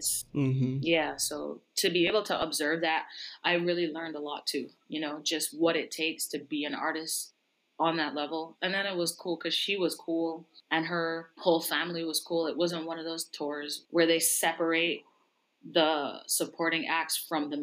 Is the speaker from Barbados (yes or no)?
yes; Barbados; I was born and raised in Barbados. Like, I didn't grow up in the US